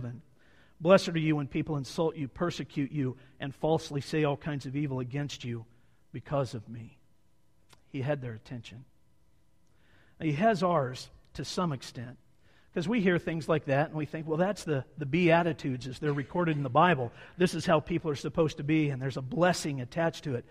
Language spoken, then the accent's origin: English; Montana, United States; we're from Montana